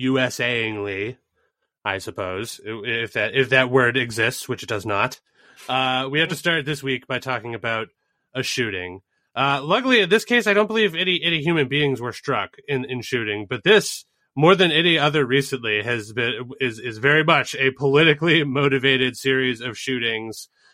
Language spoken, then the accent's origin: English; United States; accent: Boston; I mean, my Boston accent is like pretty low key because it's mixed in with my Southern accent